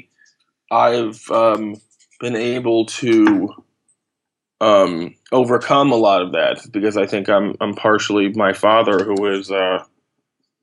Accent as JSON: {"language": "English", "region": "New York", "country": "United States", "tie": "born or raised there", "also_born_or_lived": "Los Angeles, United States", "said": "I moved from there when I was 5 to New York, and I've sort of been here ever since."}